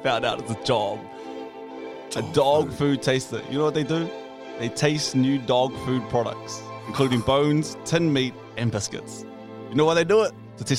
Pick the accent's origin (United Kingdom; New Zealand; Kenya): New Zealand; Porirua, Wellington; I'm from Porirua, just outside of Wellington. Still part of the 04, but 50-24 is what I say I represent.